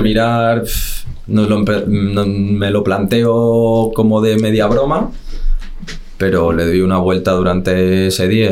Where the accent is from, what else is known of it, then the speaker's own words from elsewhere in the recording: Las Rozas, Community of Madrid, Spain; Yo soy de las Rozas y me quedo entrenando con el Majada Onda